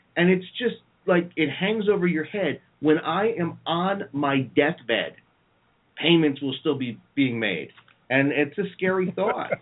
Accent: New Jersey, United States; I'm from North Jersey where there's a mall every five steps

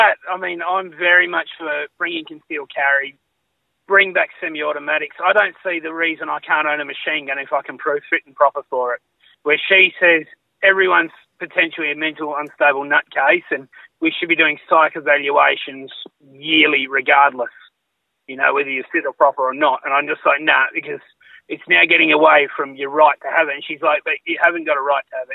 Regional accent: Western Australia, Australia; also born or lived in Mandurah / Katanning; grew up in Western Australia, still live in Western Australia on the south coast

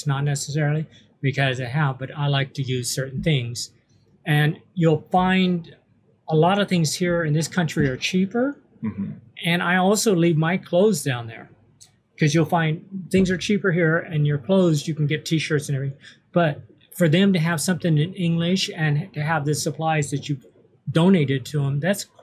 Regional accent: California, United States; we're from the United States

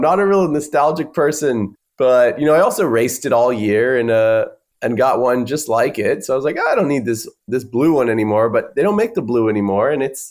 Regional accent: Austin, Texas, United States; Hometown of Austin.

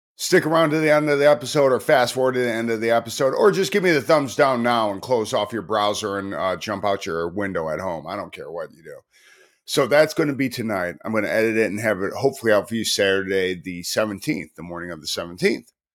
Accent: Chicago, Illinois, United States; moved away; also born or lived in Tacoma, Washington / Baltimore; I'm from Chicago, but I moved from Tacoma, Washington

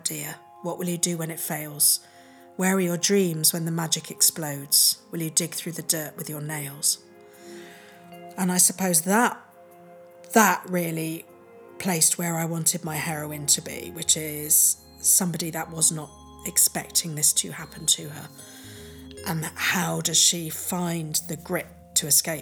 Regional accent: England, United Kingdom; I was born in England to a loving, stable family.

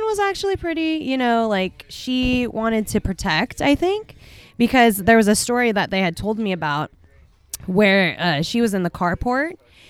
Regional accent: Hawaii, United States; now in Smartsville, United States; I didn't grow up here. I grew up in Hawaii.

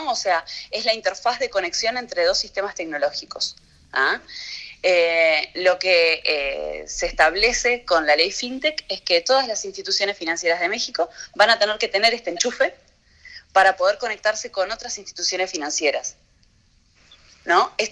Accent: Uruguay; Bien, eh, obviamente nosotros somos uruguayos.

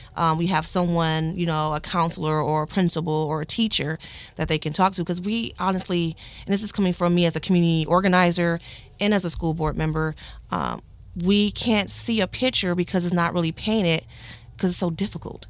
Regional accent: Flint, Michigan, United States; born and raised in Flint, Michigan

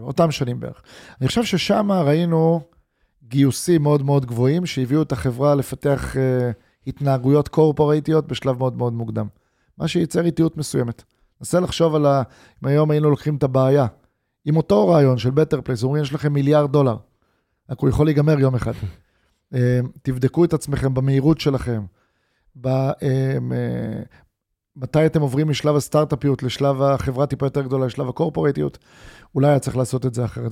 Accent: Israel

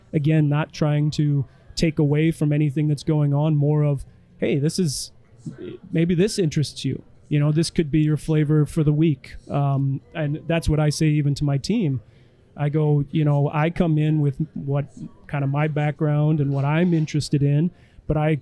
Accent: Elkton, South Dakota, United States; We did one in Elkton, in my hometown bar

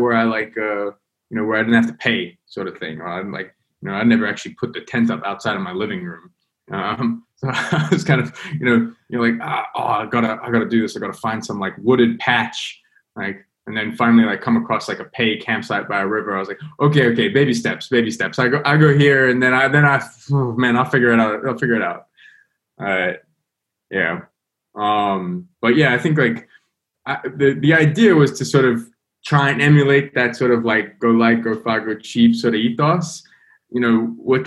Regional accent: London, United Kingdom; I'm from London

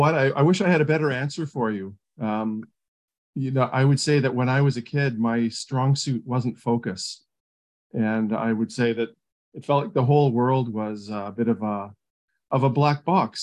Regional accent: St. Catharines, Ontario, Canada; In Canada, in Southern Ontario. The city is called St. Catharines.

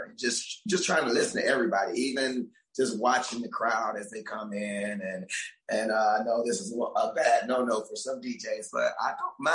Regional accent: Georgia, United States; moved away as an adult; also born or lived in San Diego; now in Key West, United States; I'm from Georgia

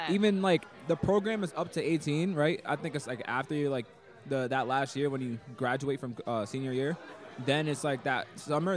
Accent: Boston, Massachusetts, United States; I was born and raised in Boston

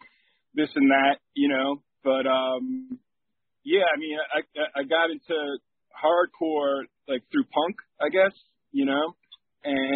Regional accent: New Rochelle, New York, United States; also born or lived in Yonkers, New York; I spent most of my time growing up in New Rochelle, but I did spend my first 6 years in Yonkers when I was a little kid

